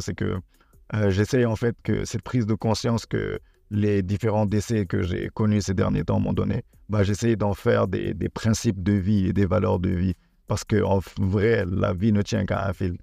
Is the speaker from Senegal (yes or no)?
yes; Senegal; also born or lived in Benin; je suis béninois, mais j'ai grandi et je vis actuellement au Sénégal.